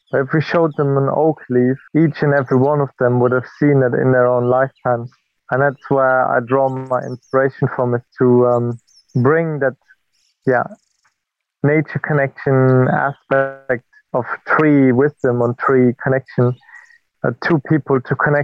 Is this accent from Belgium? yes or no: yes; German-speaking border region of Belgium, Wallonia, Belgium; moved away as an adult; now in United Kingdom; I'm from Belgium. I'm German-speaking Belgian, and I come from the border region between Belgium and Germany, where I grew up close to a nature reserve.